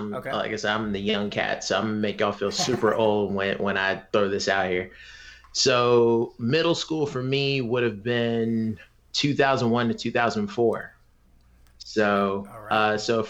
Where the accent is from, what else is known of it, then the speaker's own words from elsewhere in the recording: Charleston, Columbia, South Carolina, United States; I moved from Charleston to Columbia, South Carolina.